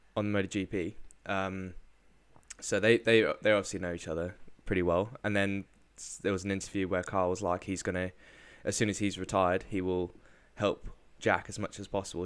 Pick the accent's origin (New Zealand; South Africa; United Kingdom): South Africa; moved away; I was brought up in South Africa